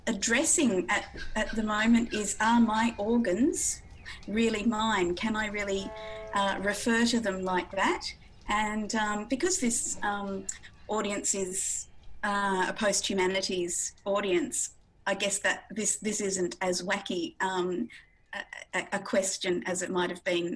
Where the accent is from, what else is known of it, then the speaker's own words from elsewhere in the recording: northwest of Western Australia, Australia; now in Bathurst, Australia; the Yamaji people of the northwest of Western Australia, which is where I grew up